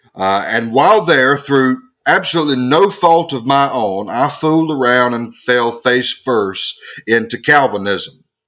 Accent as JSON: {"language": "English", "country": "United States", "tie": "born or raised there", "also_born_or_lived": "Scotland"}